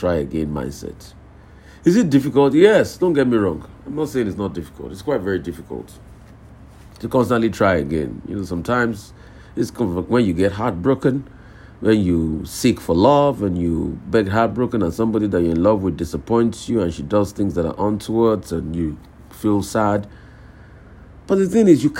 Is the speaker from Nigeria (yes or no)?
yes; Odogbolu, Ogun State, Nigeria; out there in Odogbolu, my hometown.